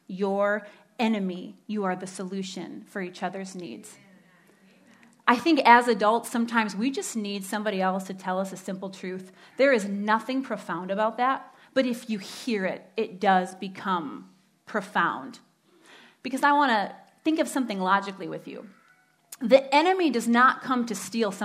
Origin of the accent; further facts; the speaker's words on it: Standale, Michigan, United States; I grew up in Stendalay, as my husband likes to say. Stendalay.